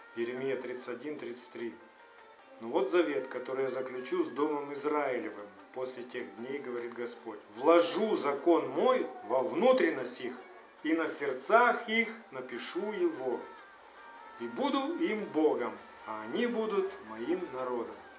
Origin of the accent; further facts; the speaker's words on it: Ukraine; у меня в паспорте может стоять отметка, что я украинец